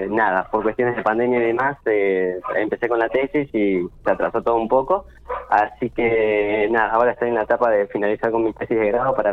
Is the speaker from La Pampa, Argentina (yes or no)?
yes; Santa Rosa, La Pampa, Argentina; also born or lived in Santiago del Estero; yo en realidad nací en Santiago del Estero eh, y después, bueno, al día ya estaba viviendo en Santa Rosa y obviamente, bueno, me crié, nada, estuve toda mi vida acá en Santa Rosa